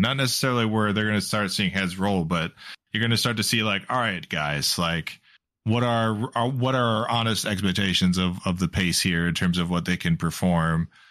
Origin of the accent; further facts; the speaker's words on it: United States; as an American